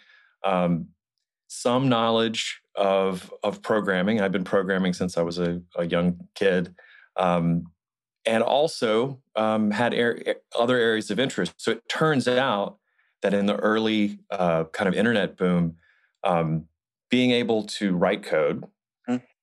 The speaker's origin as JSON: {"language": "English", "town": "Montgomery", "region": "Alabama", "country": "United States", "tie": "born or raised there", "said": "I grew up in Alabama. I grew up in Montgomery, Alabama."}